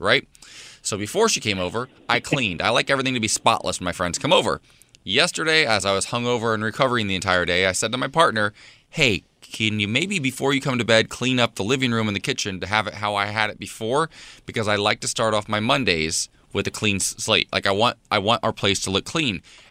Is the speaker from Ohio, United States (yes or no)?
yes; about an hour from Dayton, Ohio, United States; Dayton, Ohio, my home state, about an hour from where I grew up